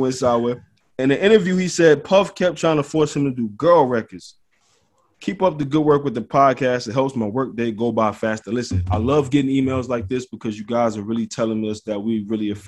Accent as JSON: {"language": "English", "town": "Detroit", "region": "Michigan", "country": "United States", "said": "I'm from Detroit"}